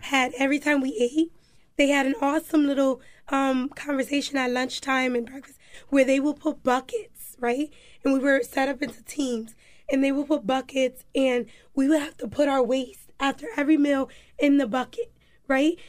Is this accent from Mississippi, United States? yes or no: no; Hartford, Connecticut, United States; also born or lived in New Haven / Florida / Alabama / South Carolina; I grew up in Hartford. Um, I was born in New Haven, but after I was born in New Haven, I traveled to Florida, Alabama, South Carolina. Um, but when I was about, um, five, I came back to Hartford, and from there I've been here